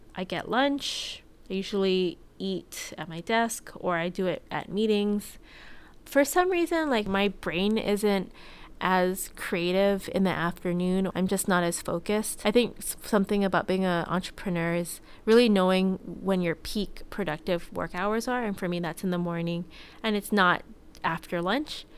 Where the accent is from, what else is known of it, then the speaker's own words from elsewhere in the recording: Hawaii, United States; moved away as an adult; I had a good childhood growing up in Hawaii.